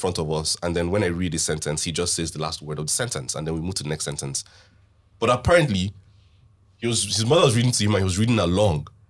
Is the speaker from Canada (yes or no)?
no; Northern Nigeria, Nigeria; I was born and raised in the north. So the language, the Nigerian language that I understand and can communicate in is Hausa.